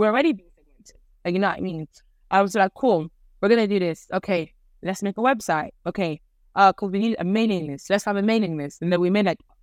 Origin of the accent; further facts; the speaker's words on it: Ireland; I grew up in Ireland